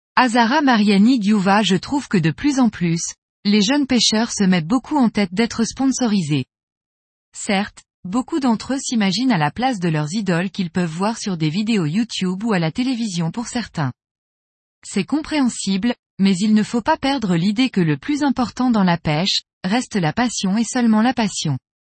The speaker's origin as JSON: {"language": "French", "region": "Corsica", "country": "France", "said": "chez nous en Corse"}